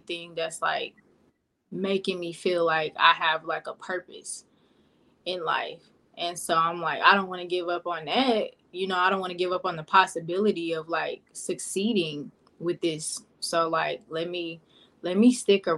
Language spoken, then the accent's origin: English; Pine Bluff, Arkansas, United States; moved away; I'm from Pine Bluff, Arkansas, originally.